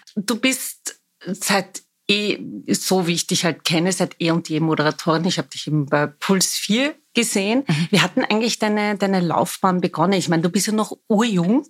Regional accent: Vienna, Austria; Ich bin waschechte Wienerin

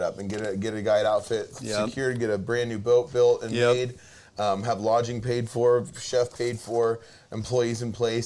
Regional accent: Mount Hood, Oregon, United States; I grew up around Mount Hood in Oregon, in the Mount Hood area

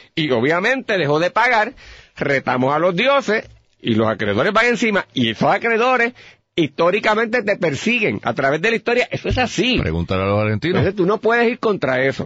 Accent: Puerto Rico; lo extraordinario que somos los puertorriqueños, los boricos bestiales que somos

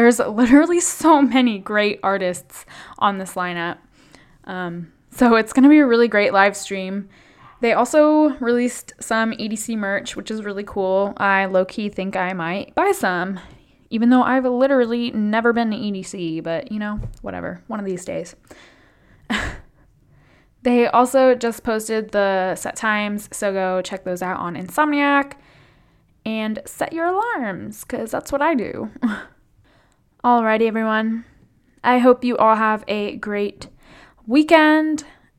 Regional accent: California, United States; I'm like from the Bay Area, like I live in San Francisco.

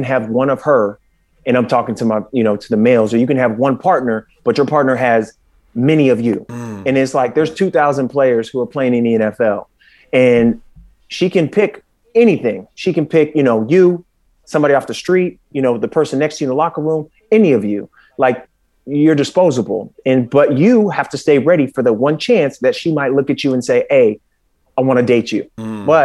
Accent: Northern California, United States; moved away as an adult; also born or lived in Los Angeles / Jacksonville; I'm originally from Northern California. I'm from that 707, that E40.

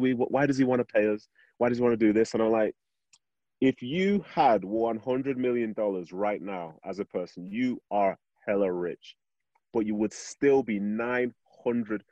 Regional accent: Manchester, North West England, United Kingdom; moved away as an adult; also born or lived in Nigeria / Salt Lake City, United States; now in United States; I was born in Nigeria. Went to Manchester in the early 90s

